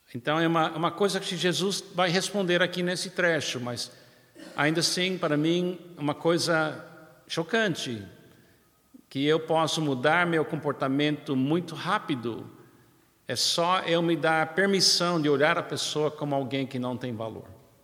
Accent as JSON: {"language": "Portuguese", "country": "United States", "second_language": "Portuguese", "moved": "yes", "lives_now": "Brazil", "said": "Eu, como americano, é muito claro para mim, na minha infância, e conhecendo a história do meu país"}